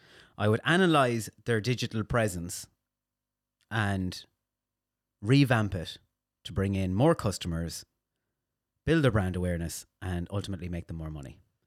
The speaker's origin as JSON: {"language": "English", "town": "Castlebar", "region": "Connacht", "country": "Ireland", "said": "Mayo, Castlebar."}